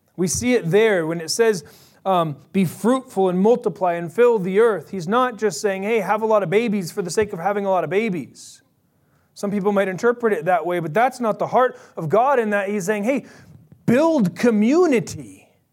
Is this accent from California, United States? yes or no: yes; Bay Area, California, United States; I'm from the Bay Area.